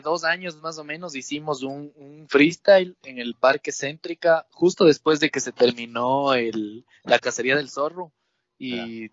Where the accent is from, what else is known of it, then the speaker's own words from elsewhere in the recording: Ibarra, Imbabura, Ecuador; now in Atuntaqui, Ecuador; yo nací en Ibarra, pero vivo he vivido la mitad de mi vida en Ibarra y en Atuntaqui. Mis papás son netamente de Atuntaqui